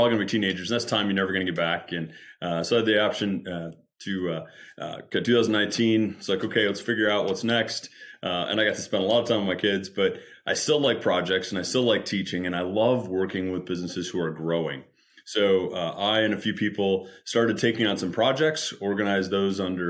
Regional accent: Michigan, United States; moved away; also born or lived in Seattle; I'm originally from the Midwest, from Michigan

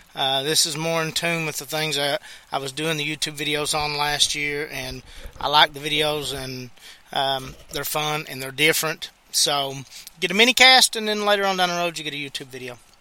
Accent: United States; I'm American

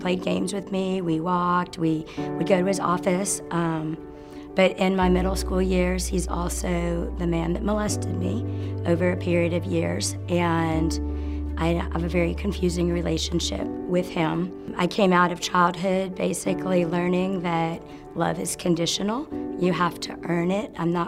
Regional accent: Wichita, Kansas, United States; born there; I was born in Wichita, Kansas. I am an Air Force brat, if you will. Growing up on the base, it was a different time of life

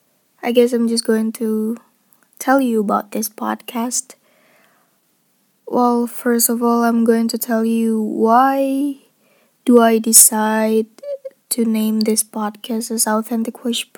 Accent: Indonesia; English is a second language; I'm not an English native speaker and I've never been to English speaking country. I was born and raised in Indonesia and I don't even have passport, means that I've never go out from this country.

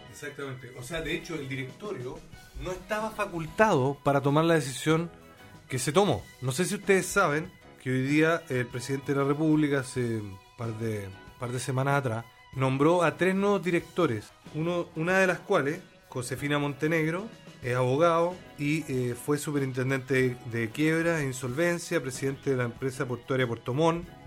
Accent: Chile; nosotros los chilenos somos dueños de Codelco

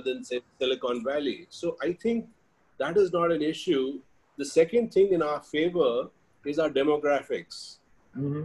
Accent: India; moved away as an adult; also born or lived in Australia; being Indian and being in our country

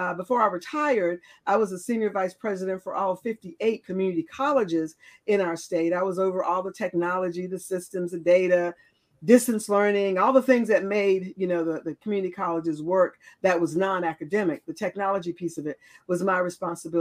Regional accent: Raleigh, North Carolina, United States; I am from Raleigh, North Carolina, lived in North Carolina all of my life

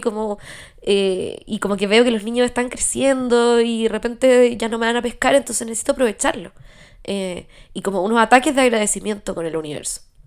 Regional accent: Chile

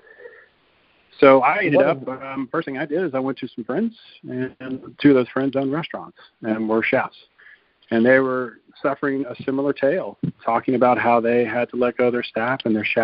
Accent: Lafayette, Louisiana, United States; moved away as an adult; also born or lived in Atlanta, Georgia / Garmisch-Partenkirchen, Germany; now in Europe; I'm originally from South Louisiana, Lafayette

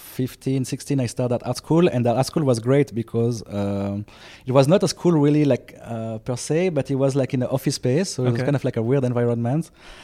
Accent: Switzerland; born there; Hello. I was born in 87 in Switzerland.

